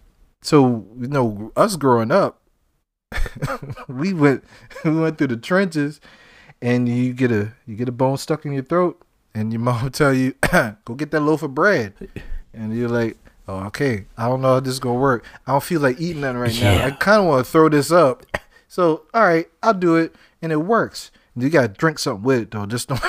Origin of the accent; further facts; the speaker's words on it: Charleston, South Carolina, United States; So, we're both from Charleston, right? Or that area. We grew up there. We grew up eating seafood, right?